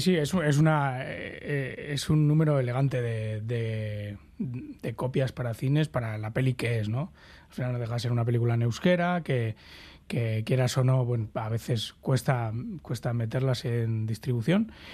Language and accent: Spanish; Basque Country, Spain; somos los, los vascos ¿no? y vascas, que nos gusta, somos mendizales